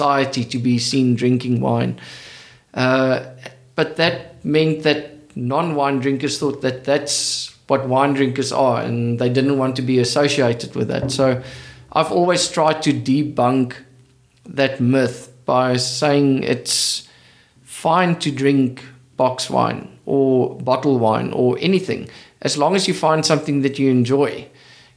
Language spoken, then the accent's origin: English; Western Cape, South Africa; moved away as an adult; also born or lived in Stellenbosch; now in KwaZulu-Natal, South Africa; I grew up in the Cape. And in the Cape, wine is part of culture.